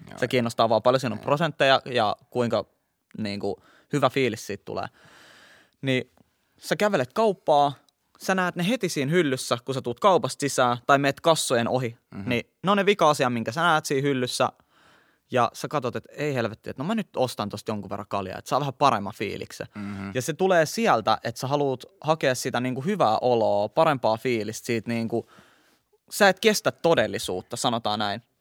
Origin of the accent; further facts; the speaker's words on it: Helsinki, Uusimaa, Finland; Mä oon kasvanut Itä-Helsingissä Kontulassa, mikä on tilastollisesti yksi varmaan Helsingin niin kuin, vaikeimpia alueita tällaisessa päihteiden väärinkäytössä